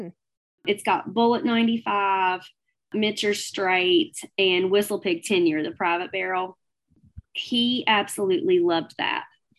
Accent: the South, United States; I'm a little from the South and we know our barbecue

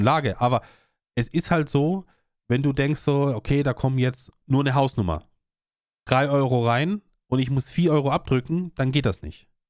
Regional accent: Austria; bei uns in Österreich

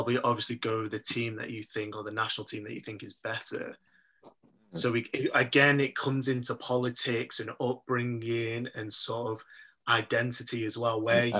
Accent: Manchester, North West England, United Kingdom; born or raised there; also born or lived in Nigeria

